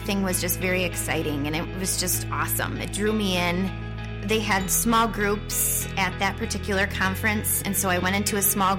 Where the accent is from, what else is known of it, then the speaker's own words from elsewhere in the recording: Ada, Michigan, United States; I grew up in the Grand Rapids area in Ada.